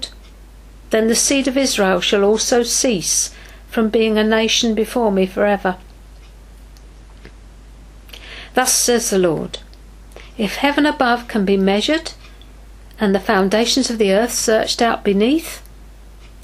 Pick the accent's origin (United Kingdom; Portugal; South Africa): United Kingdom; England; as an English person